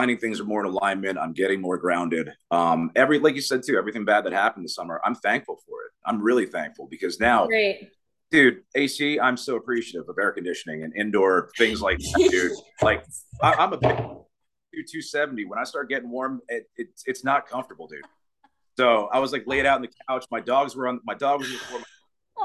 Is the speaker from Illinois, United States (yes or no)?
no; New York, United States; also born or lived in Myrtle Beach; now in South Carolina, United States; I'm originally from New York